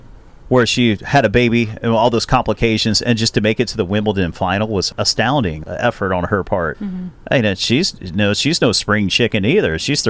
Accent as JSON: {"language": "English", "town": "Cincinnati", "region": "Ohio", "country": "United States", "tie": "born or raised there", "said": "it's in my hometown of Cincinnati."}